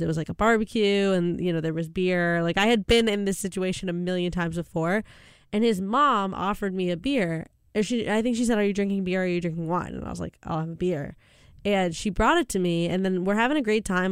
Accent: Canada; I'm Canadian

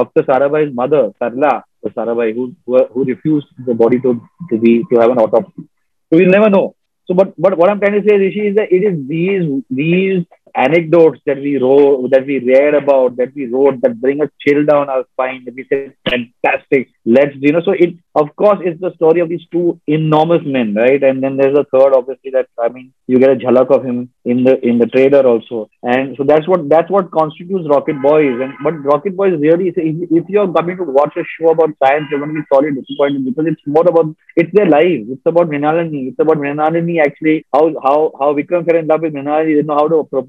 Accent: Mumbai, Maharashtra, India; we all came from Green Lawns High School.

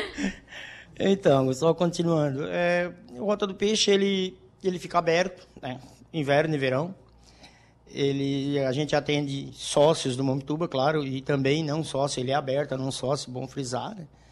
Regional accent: Maracajá, Santa Catarina, Brazil; also born or lived in Criciúma; now in Balneário Rincão, Brazil; eu sou natural de Maracajá, né? A gente vivia lá no sítio

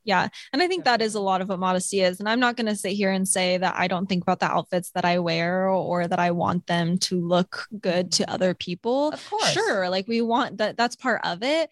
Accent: Sacramento, California, United States; I grew up in Sacramento

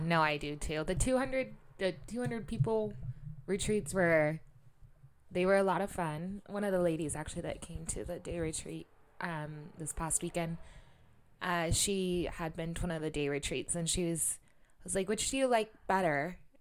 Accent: Sacramento, California, United States; born or raised there; moved away as an adult; also born or lived in Bali

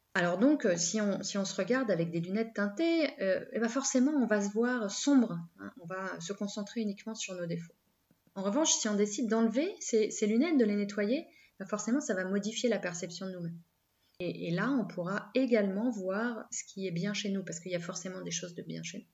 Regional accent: France; on est français

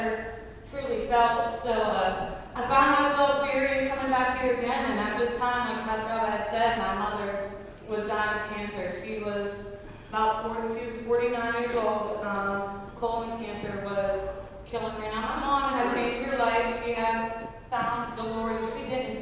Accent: Uniontown, Pennsylvania, United States; I am from Uniontown, Pennsylvania

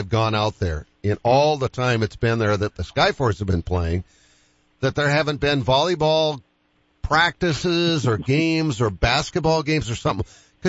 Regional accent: Boston, Massachusetts, United States; now in Sioux Falls, United States; being a Bostonian that moved here 45 years ago with no intention of staying more than a couple of years

